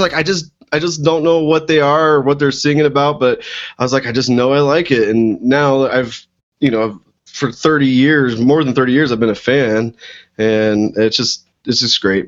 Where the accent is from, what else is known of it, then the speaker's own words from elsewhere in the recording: Missouri, United States; moved away as an adult; also born or lived in Boulder, Colorado; now in Colorado, United States; I uh, grew up actually in Missouri